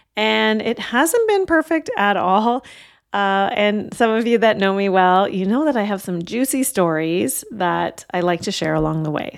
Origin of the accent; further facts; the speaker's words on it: Canada; my parents came from India in the late sixties, and I was born in Canada